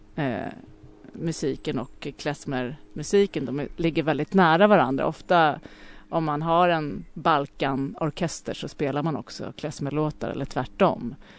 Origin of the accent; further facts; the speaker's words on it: Lidingö, Stockholm County, Sweden; Jag växte upp på Lidingö